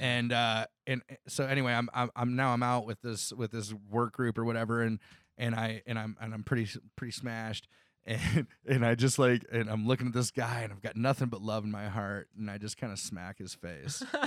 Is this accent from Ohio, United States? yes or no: yes; Northwest Ohio, United States; now in Columbus, United States; I grew up in Northwest Ohio